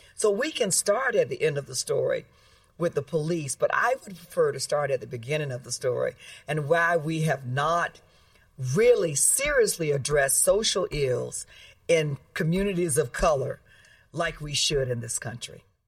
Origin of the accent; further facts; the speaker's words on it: Florida, United States; I grew up in Florida, so I know Florida well